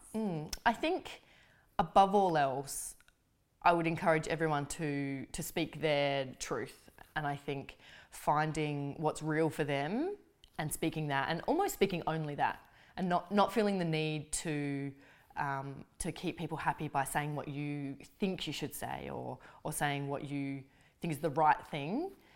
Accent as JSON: {"language": "English", "country": "Australia", "said": "being Australian is a very important thing for me, and I take an immense amount of pride in being able to represent my country"}